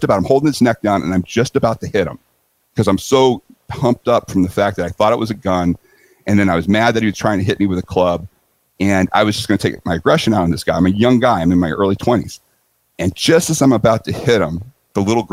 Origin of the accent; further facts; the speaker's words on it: San Diego, California, United States; I'm feeling very comfortable in San Diego. It's my hometown.